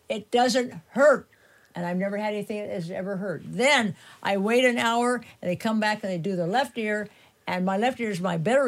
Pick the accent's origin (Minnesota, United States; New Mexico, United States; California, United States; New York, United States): New Mexico, United States; Taos; from Taos